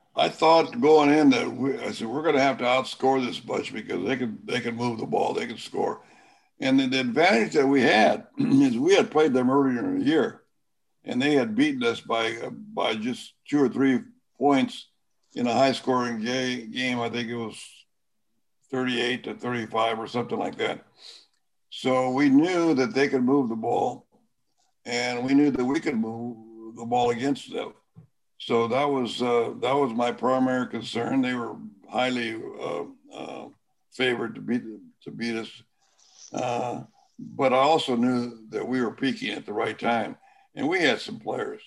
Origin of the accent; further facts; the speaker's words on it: Sanger, California, United States; my hometown is Sanger, California, in the Central Valley